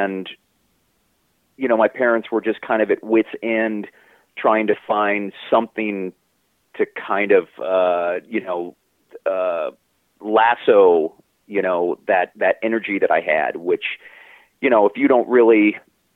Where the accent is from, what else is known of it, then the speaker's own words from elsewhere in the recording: Baltimore, Maryland, United States; I grew up in Baltimore City